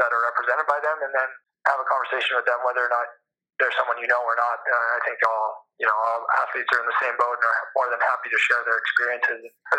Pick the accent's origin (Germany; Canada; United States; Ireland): Canada; But the Canadian volleyball landscape has just come so far in this past, let's say, 10 to 15 yea